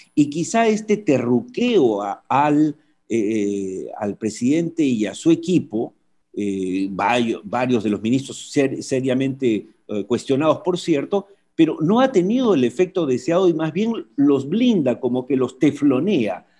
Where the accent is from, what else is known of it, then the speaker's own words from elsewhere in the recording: Peru; lo cual nos alegra o como peruanos